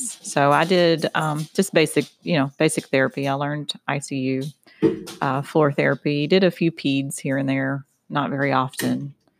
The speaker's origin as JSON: {"language": "English", "town": "Louisville", "region": "Kentucky", "country": "United States", "tie": "born or raised there", "said": "I am a native Louisvillian. Yes. Okay. Been born and raised."}